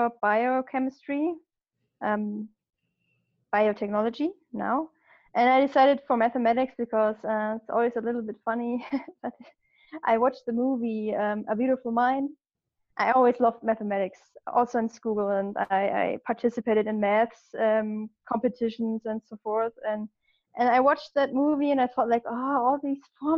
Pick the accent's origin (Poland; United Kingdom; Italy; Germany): Germany; I grew up in Germany, like on the countryside